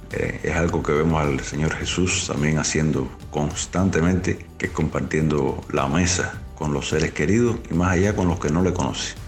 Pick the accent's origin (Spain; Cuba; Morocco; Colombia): Cuba; also born or lived in Villa Clara, Cuba; una de las cárceles de nuestra isla